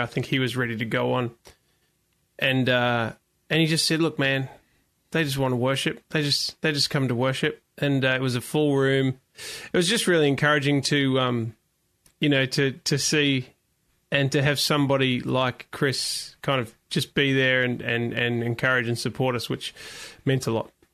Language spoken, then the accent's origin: English; New Zealand; I grew up in New Zealand